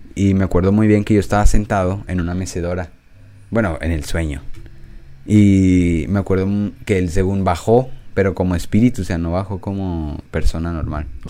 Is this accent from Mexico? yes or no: yes; Mexico; soy de México